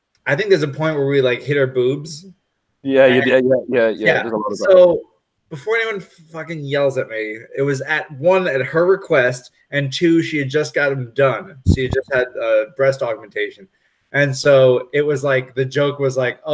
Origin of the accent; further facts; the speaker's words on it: New York, United States; I'm from New York